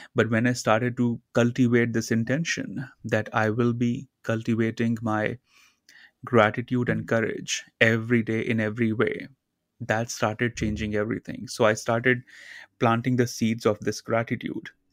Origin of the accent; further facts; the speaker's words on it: India; I grew up in India uh, in a very small town near the Himalayan in the mountains, a very small community.